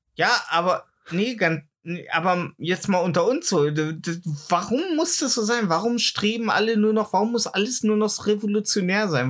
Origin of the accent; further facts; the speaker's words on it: East Germany, Germany; bei uns im Osten